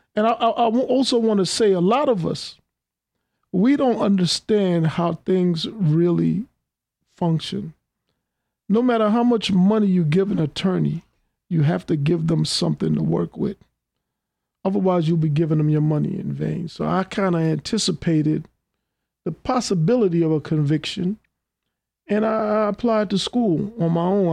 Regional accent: New York City, New York, United States; I grew up in Queens from the the '60s through the '80s

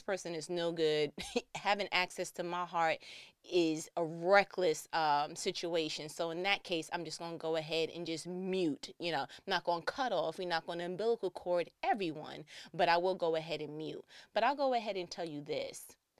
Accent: New York, United States; I'm from New York

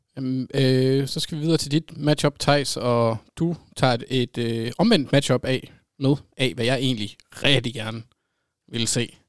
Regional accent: Jutland, Denmark; Jeg er jyde

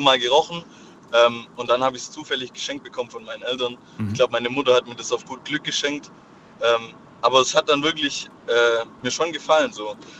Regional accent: Swabia, Germany; ich als Schwabe

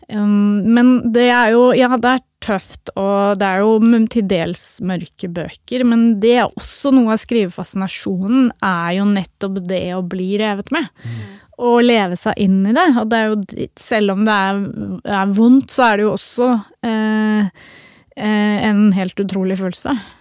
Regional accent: Oslo, Norway; Jeg har uh, vokst opp eh, midt i byen, eh, på Bislett. Midt mellom øst og vest i Oslo

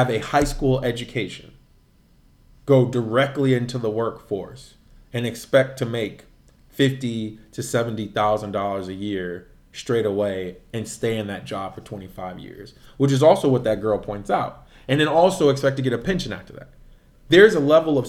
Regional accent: Midwest, United States; being from the Midwest

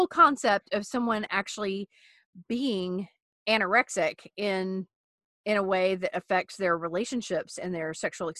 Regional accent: United States; as an American woman

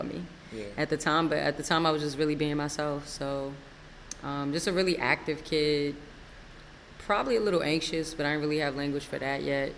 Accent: Largo, Maryland, United States; also born or lived in Washington, D.C. / Forestville, Maryland; I grew up in Maryland, like you said. I was born in Washington, D.C. For a really short time, lived in Forestville and grew up in Largo

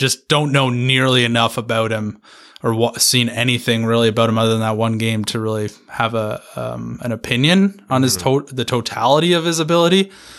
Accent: England, United Kingdom; I'm English.

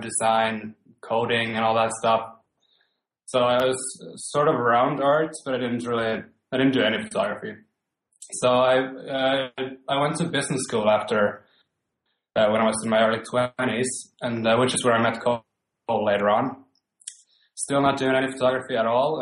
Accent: Finland; English is a second language; moved away as an adult; also born or lived in Sweden / Vancouver, Canada; now in Stockholm, Sweden; I'm born and raised in Finland, lived in Sweden for most of my, my adult life.

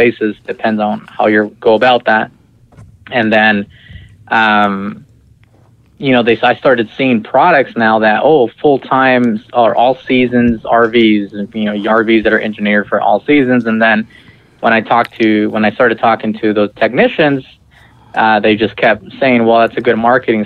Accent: Visalia, California, United States; moved away; also born or lived in Malaga, Washington; I was actually born and raised in Visalia, California, which is about 2.5 hours north of L.A.

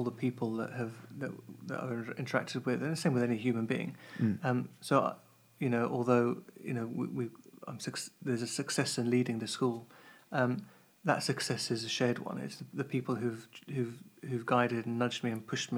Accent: Kent, South East England, United Kingdom; now in Cambridge, United Kingdom; I grew up in Kent

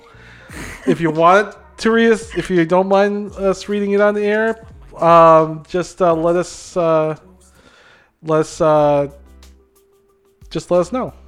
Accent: Philippines; now in Minnesota, United States; growing up in the Philippines

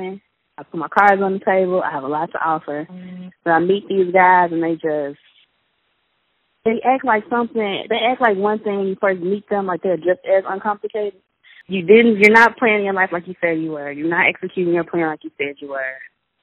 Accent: Chicago, Illinois, United States; moved away as an adult; now in Mississippi, United States; I'm from Chicago

